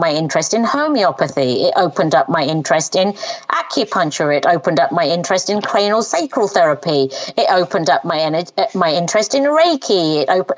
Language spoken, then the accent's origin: English; England, United Kingdom; first language Punjabi; English is a second language; I'm Punjabi speaking by birth. And then I learned English when I first went to school at age 5. And so at home, we only spoke Punjabi and my mum and dad didn't have much language around the English language, even though we lived in England. That's where I was born